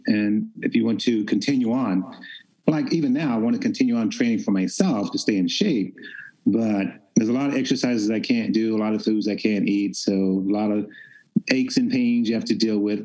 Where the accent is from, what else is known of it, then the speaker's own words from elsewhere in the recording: Memphis, Tennessee, United States; I was raised in Memphis, Tennessee